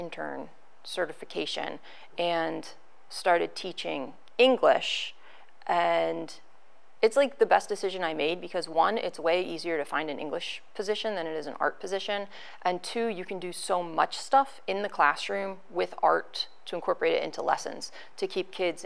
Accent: Gettysburg, Pennsylvania, United States; I grew up in Lake Heritage, obviously in Gettysburg

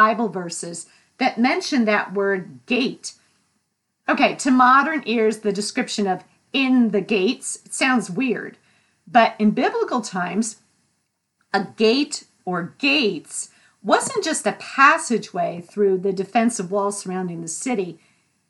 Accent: New England, United States; I'm from New England

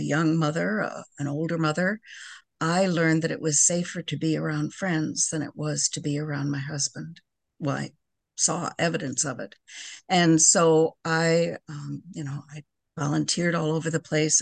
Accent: Park Ridge, Illinois, United States; now in Crystal Lake, United States; I grew up in Park Ridge

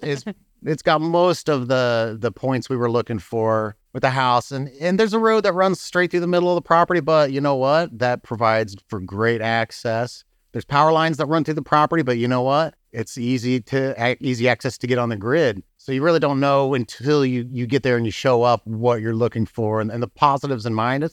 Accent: Muncie, Indiana, United States; moved away as an adult; also born or lived in California / St. Louis, Missouri; now in Bourbon, United States; I'm from Indiana. I grew up in Muncie, Indiana

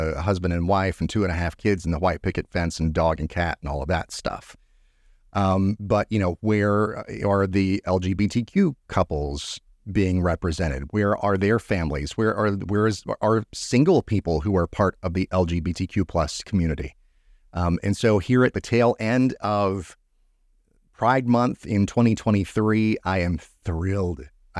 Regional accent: Gainesville, Georgia, United States; I'm originally from the North Georgia area, not really Metro Atlanta, just outside of Metro Atlanta, kind of a small-ish city called Gainesville, Georgia. That's where I'm originally from.

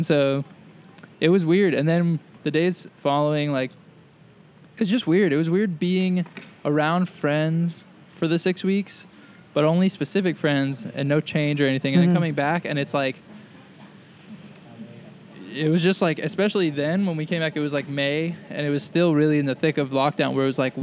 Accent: New York, United States; moved away as an adult; also born or lived in Boston; now in California, United States; I'm from New York, and so I've got a bunch of friends there

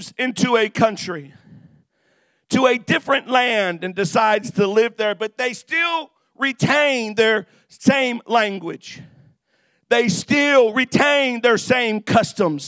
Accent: United States

